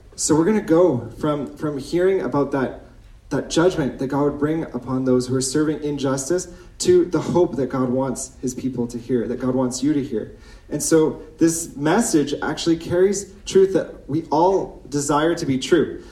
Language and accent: English; Ontario, Canada; moved away as an adult; now in Chambly, Canada; I come from Ontario. I've been in Quebec for nine years